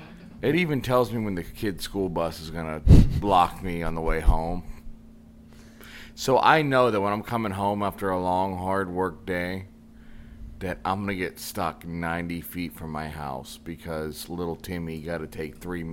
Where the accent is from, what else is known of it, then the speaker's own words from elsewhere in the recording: Pittsburgh, Pennsylvania, United States; So I'm from Pittsburgh.